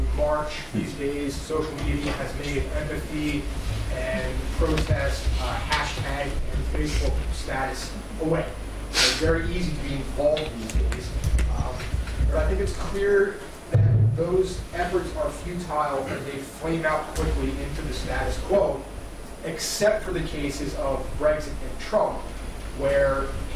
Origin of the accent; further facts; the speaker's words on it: United States; I am an American